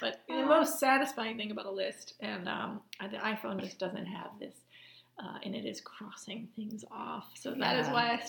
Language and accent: English; Scottsville, Virginia, United States; also born or lived in Charlottesville; I grew up near Scottsville, so I actually grew up in the country, but the town had about 250 people, and then they moved the border and doubled the size of the town to 500.